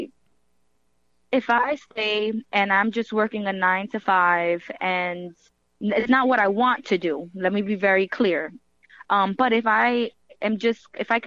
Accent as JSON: {"language": "English", "town": "New York City", "region": "New York", "country": "United States", "said": "And I'm from New York and I'm from the Bronx"}